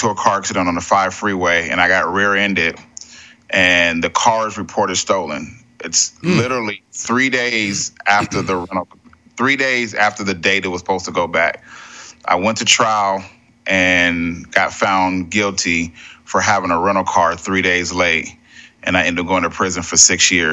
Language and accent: English; San Diego, California, United States; I grew up in Southeast San Diego, around a lot of gangs